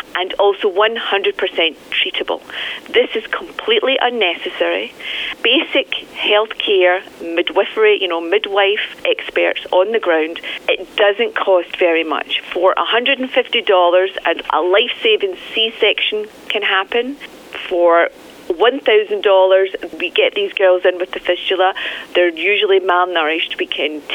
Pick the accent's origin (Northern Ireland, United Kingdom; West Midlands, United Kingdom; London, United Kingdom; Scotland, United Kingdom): Scotland, United Kingdom; I'm from Scotland